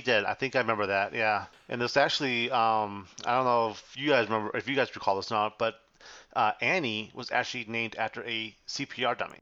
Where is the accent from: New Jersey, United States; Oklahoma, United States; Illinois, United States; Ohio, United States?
Illinois, United States; Chicago; I'm from Chicago